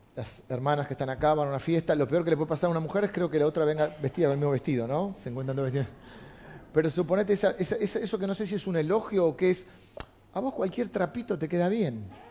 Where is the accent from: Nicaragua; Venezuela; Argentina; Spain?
Argentina; soy argentino